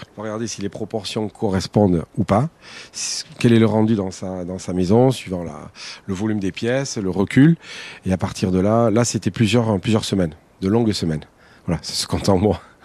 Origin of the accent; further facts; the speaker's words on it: Basque Country, Nouvelle-Aquitaine, France; also born or lived in Landes; je suis basque par ma mère d'Arance, de Bayonne